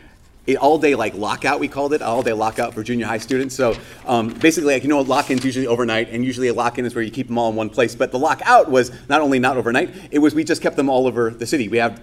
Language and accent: English; Brainerd, Minnesota, United States; when I was 10 years old, I was on the YMCA swim team in my hometown, Brainerd.